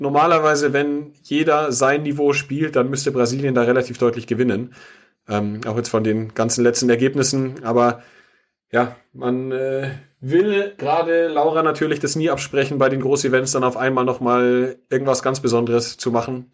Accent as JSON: {"language": "German", "town": "Munich", "region": "Bavaria", "country": "Germany", "said": "als äh, Münchner"}